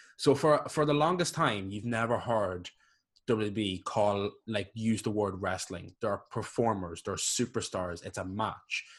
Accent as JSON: {"language": "English", "country": "Ireland", "said": "I'm Irish."}